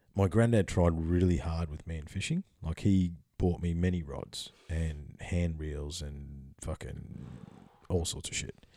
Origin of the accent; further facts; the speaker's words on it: Bells Beach, Victoria, Australia; I grew up on Bell's Beach, um, in the summertime in Victoria